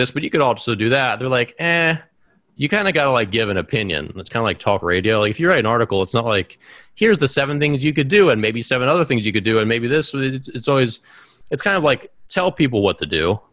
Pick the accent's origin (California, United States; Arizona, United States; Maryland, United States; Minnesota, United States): Maryland, United States; Baltimore; my hometown of Baltimore